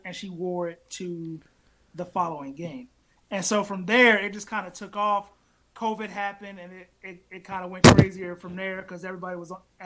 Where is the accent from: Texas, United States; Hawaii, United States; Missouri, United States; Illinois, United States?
Missouri, United States; St. Louis County; I grew up in St. Louis County, played North County football